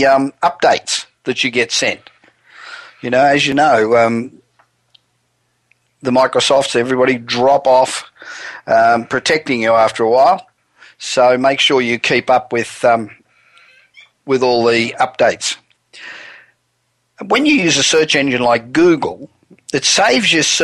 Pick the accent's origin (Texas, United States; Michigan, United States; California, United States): California, United States; Los Angeles; coming to you from my hometown of Los Angeles